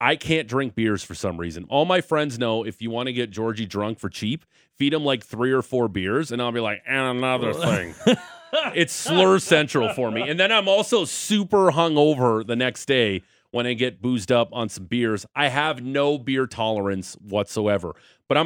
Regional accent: Southern Ontario, Canada; growing up in Southern Ontario

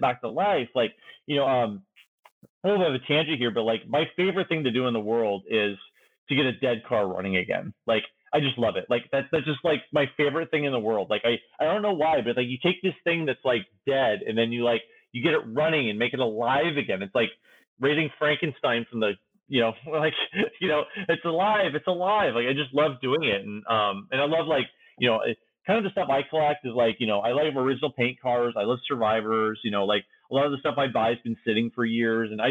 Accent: Washington, United States; I'm from Washington State, same as Chris.

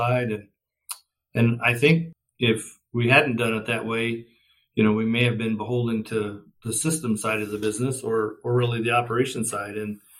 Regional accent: western Kansas, United States; I'm a Kansas farm kid and grew up in the state, out on the western part of the state

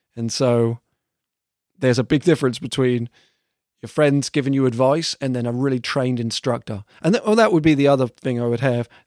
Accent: south of England, United Kingdom; now in Vermont, United States; I'm from England, and specifically from the south of England

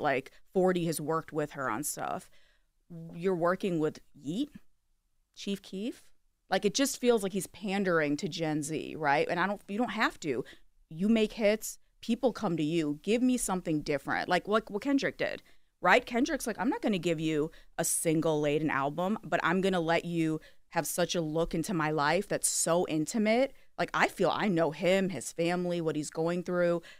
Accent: Kalamazoo, Michigan, United States; I grew up in Kalamazoo, Michigan

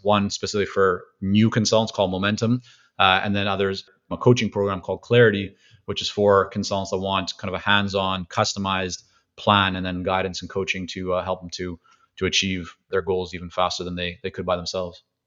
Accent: Vancouver, British Columbia, Canada; also born or lived in Toronto / Israel; growing up in Vancouver, very heavy Asian influence

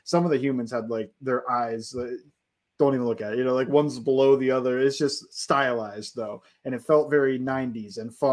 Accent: United States; I grew up in Brown Steelers territory

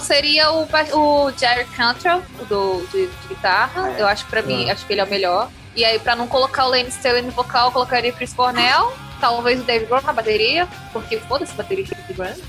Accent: Brazil

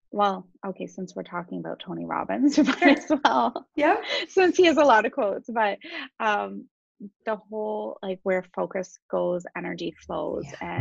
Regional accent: Waterloo, Ontario, Canada; also born or lived in Toronto; I actually grew up in Waterloo

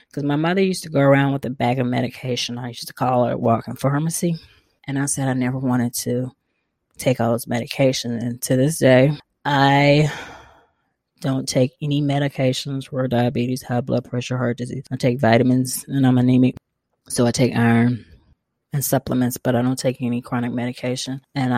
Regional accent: the South, United States; But, you know, we're from the South. We like food too. Me and my mother bonded a lot over food.

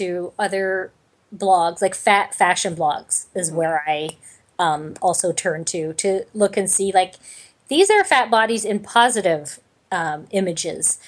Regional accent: Canada; I'm Canadian

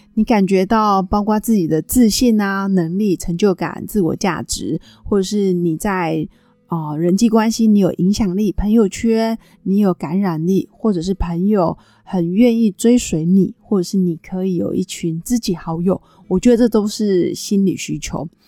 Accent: Taiwan; accent: Taiwanese; 因为我刚从北京回来，我发现我要在适应那个北京腔跟台湾腔的说话，因为去北京上课真的讲太久的北京话

